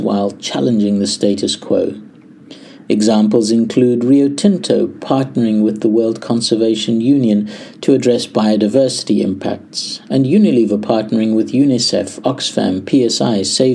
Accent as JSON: {"language": "English", "country": "South Africa", "said": "as a South African"}